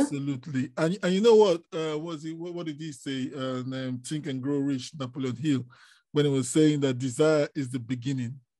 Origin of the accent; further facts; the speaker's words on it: Nigeria; I am from Nigeria